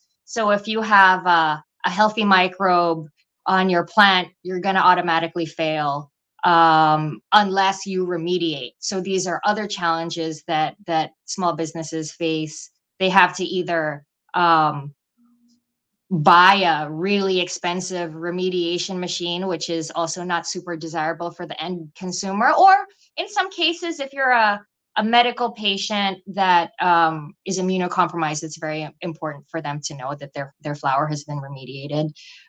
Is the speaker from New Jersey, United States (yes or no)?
no; New York, United States; And because we're from New York, hopefully we have a little bit of business going on in New York too.